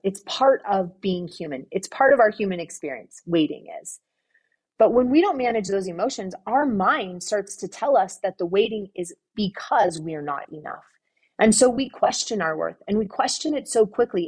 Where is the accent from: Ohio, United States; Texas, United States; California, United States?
California, United States; Southern; moved away; I grew up in Southern California